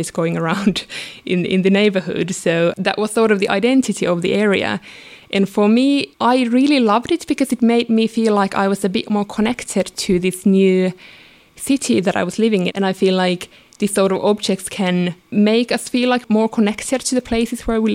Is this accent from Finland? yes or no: yes; Finland; moved away; I grew up in Finland, and when I was little, we didn't have a lot of money growing up.